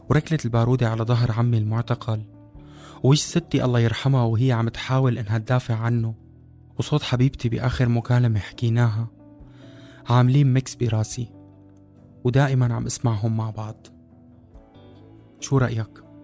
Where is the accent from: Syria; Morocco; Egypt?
Syria; moved away; إيه، هيك الصدفة إنه أنا وأيهم طلعنا من سوريا بنفس الوقت ونحن الاثنين ذاكرتنا عن المجازر والموت مشتركة أو بتشبه بعضها لحد كبير